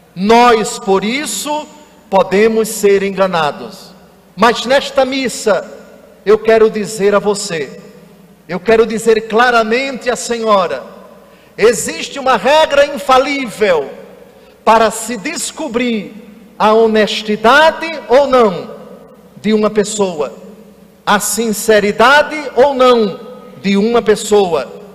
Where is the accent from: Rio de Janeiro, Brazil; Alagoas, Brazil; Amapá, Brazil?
Alagoas, Brazil; Na minha terra, Alagoas